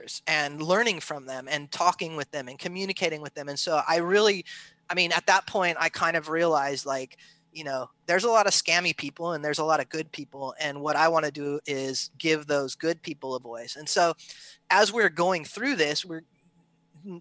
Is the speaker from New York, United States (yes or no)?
no; California, United States; I grew up in California on the beach from skating and surfing